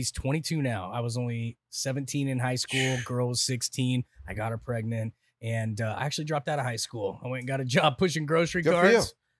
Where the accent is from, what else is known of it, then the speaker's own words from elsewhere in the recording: Santa Clara, Utah, United States; Snow Canyon High School in Santa Clara, Utah.